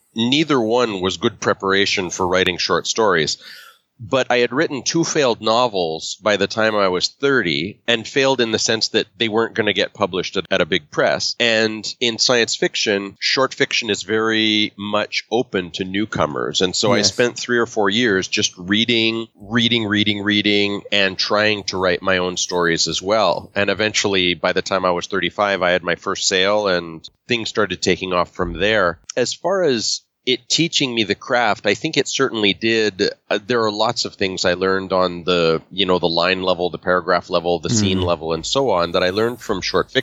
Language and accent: English; Canada; I grew up in English Canada